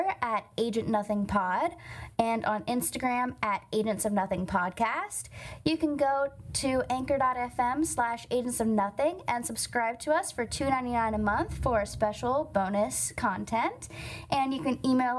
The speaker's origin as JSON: {"language": "English", "area": "the South, Cajun", "region": "Louisiana", "country": "United States", "said": "I would say that I'm from the South"}